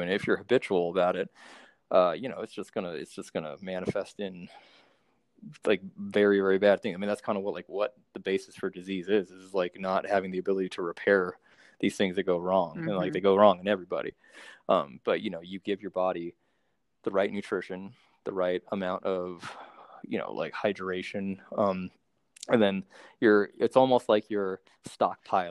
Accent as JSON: {"language": "English", "town": "Monterey", "region": "California", "country": "United States", "tie": "born or raised there", "said": "my hometown, Monterey"}